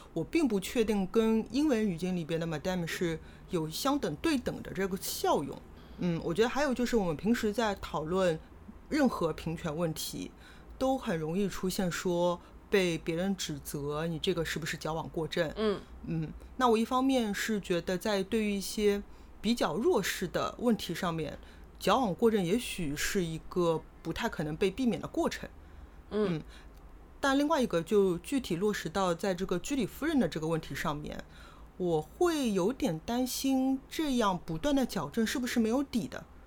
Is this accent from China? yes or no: yes; Shanghai, China; accent: Shanghainese; 上海方言也是两语说得很多的